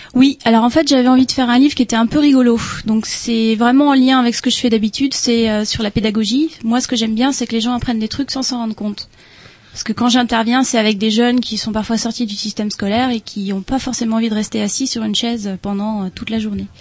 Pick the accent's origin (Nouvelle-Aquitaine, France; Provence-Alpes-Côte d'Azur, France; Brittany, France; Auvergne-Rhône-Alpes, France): Brittany, France; Rennes; Moi, je suis rennaise.